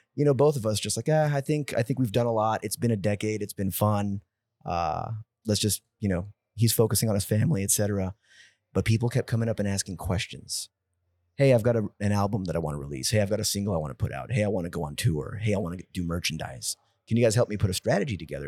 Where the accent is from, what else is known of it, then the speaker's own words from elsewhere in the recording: San Jose, California, United States; moved away as an adult; now in Austin, United States; from San Jose, California. I've been in the Austin, Texas area for the past eight years now